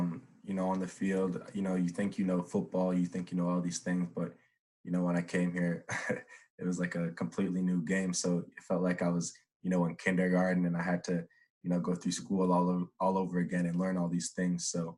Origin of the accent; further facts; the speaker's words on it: Edmonton, Alberta, Canada; growing up in Edmonton, thinking I'm going to, you know, go to high school, Jasper Place, all these things